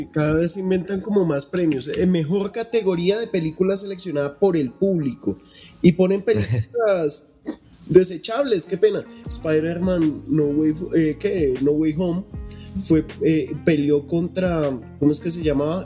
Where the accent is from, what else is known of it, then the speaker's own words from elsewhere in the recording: Colombia; acá en Colombia no, porque aquí nosotros somos latinos chichas